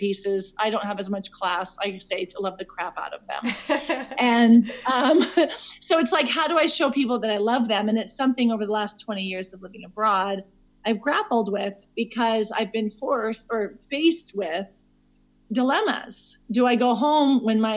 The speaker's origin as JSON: {"language": "English", "town": "Williston", "region": "North Dakota", "country": "United States", "tie": "born or raised there", "also_born_or_lived": "Spain / Switzerland / Burkina Faso", "moved": "as an adult", "lives_now": "South Africa", "said": "I am originally from Williston, North Dakota, but I currently live in South Africa."}